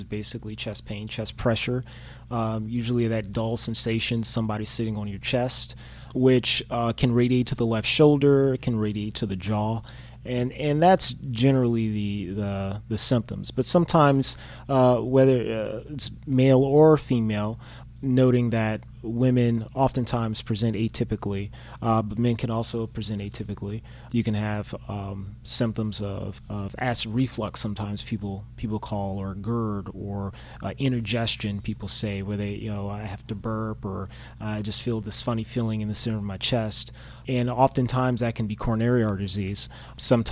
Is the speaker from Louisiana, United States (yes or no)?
yes; Opelousas, Louisiana, United States; moved away as an adult; also born or lived in New Orleans, Louisiana / Chicago, Illinois; now in Atlanta, United States; I'm from Opelousas, Louisiana, small town in Louisiana, southwest Cajun country